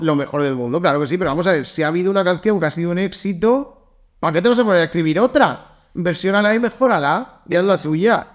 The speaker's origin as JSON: {"language": "Spanish", "town": "Valencia", "region": "Valencian Community", "country": "Spain", "tie": "born or raised there", "said": "De pequeño me veía en Valencia"}